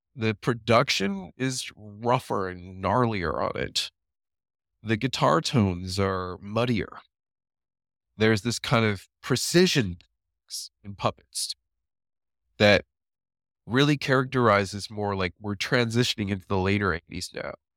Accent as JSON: {"language": "English", "town": "Waukesha", "region": "Wisconsin", "country": "United States", "tie": "born or raised there", "said": "I grew up in Waukesha, Wisconsin. That's where most of my growing up was."}